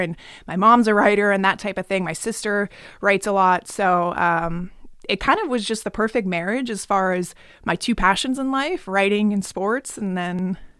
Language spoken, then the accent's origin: English; Pennsylvania, United States; I'm from Pennsylvania.